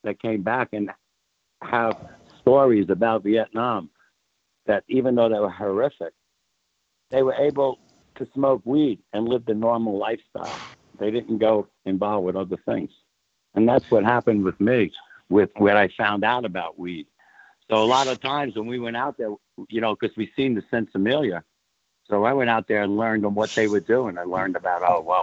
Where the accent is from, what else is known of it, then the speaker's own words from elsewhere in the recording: New York City, New York, United States; also born or lived in Carlstadt, New Jersey / Long Branch, New Jersey; now in California, United States; I grew up in the Bronx